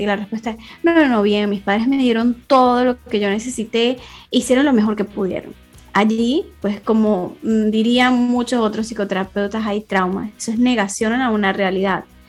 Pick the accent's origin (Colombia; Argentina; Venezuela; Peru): Venezuela; moved away as an adult; now in Spain; soy de Venezuela y en el 2017 me vine a migrar para acá, para España